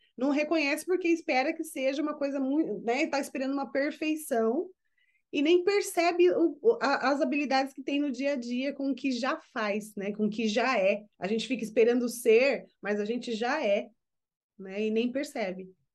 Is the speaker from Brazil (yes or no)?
yes; Brazil; now in United States; como brasileiras que somos, eu vivendo nos Estados Unidos, Mana … vivendo no Japão